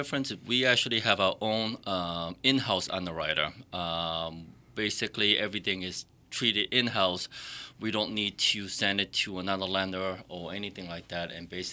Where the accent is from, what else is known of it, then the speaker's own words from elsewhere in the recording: Boston, Massachusetts, United States; I grew up in the Boston area, a city boy.